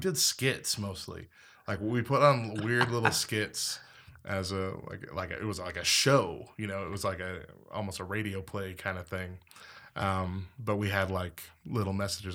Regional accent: Clovis, New Mexico, United States; born or raised there

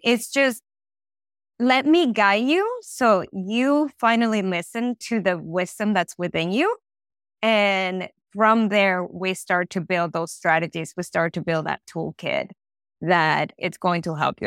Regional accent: Venezuela; moved away; I'm from Venezuela

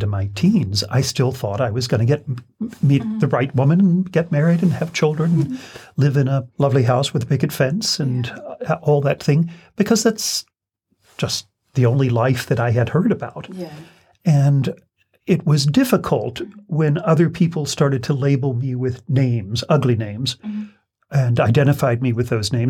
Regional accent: Kentucky, United States; moved away as an adult; also born or lived in Versailles, Kentucky / New York; I am a native Kentuckian. I was born in Versailles

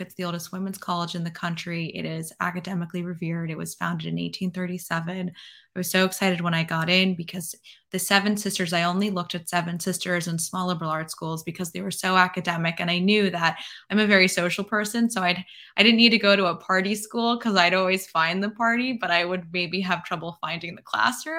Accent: New York City, New York, United States; now in Florida, United States; I'm from New York City

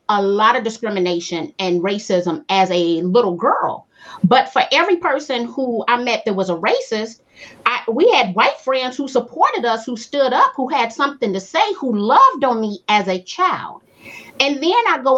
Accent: Chicago, Illinois, United States; I was born in the South Side of Chicago, and because my family is, we've been in business since 1954, all of my needs and wants were taken care of inside of the black community

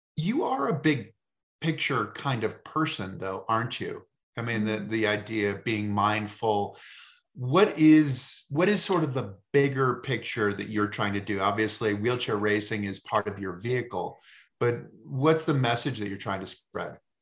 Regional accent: Massachusetts, United States; I come from Massachusetts

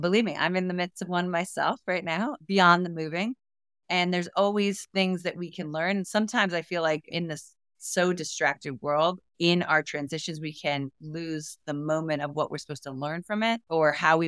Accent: New York, United States; also born or lived in Florida; I've been in Florida all my life back and forth, but not living. I'm a mountain girl. I came from New York.

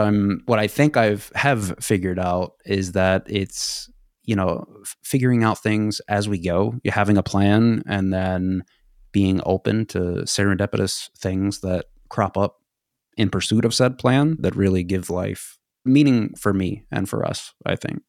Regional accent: United States; also born or lived in Sweden

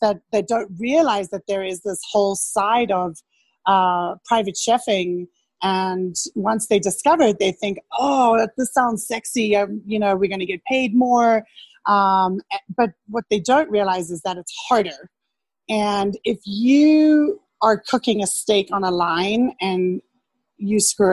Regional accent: Cape Town, Western Cape, South Africa; moved away as an adult; I grew up in Cape Town in South Africa

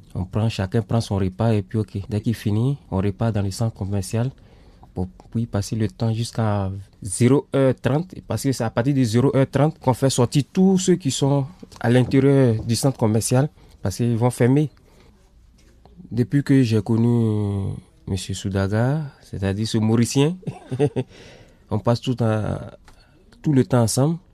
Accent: Côte d’Ivoire; moved away as an adult; also born or lived in Sweden; now in Lyon, France; je suis ivoirien. j'ai quitté mon pays depuis le 27 avril 2017

